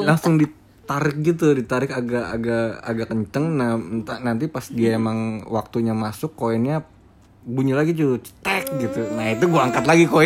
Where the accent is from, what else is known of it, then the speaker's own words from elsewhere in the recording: Jakarta, Indonesia; gue orang Betawi